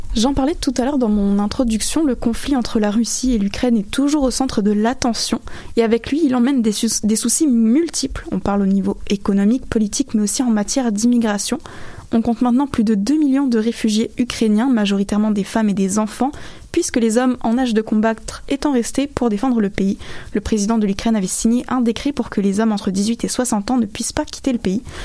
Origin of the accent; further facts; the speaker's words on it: France; now in Quebec, Canada; je viens de France